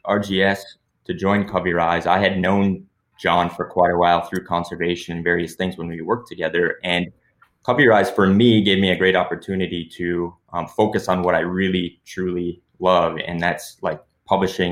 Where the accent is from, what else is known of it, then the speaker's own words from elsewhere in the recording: Pelican Rapids, Minnesota, United States; now in Brainerd, United States; me and my friends growing up in Pelican Rapids, floating the Pelican River back in the day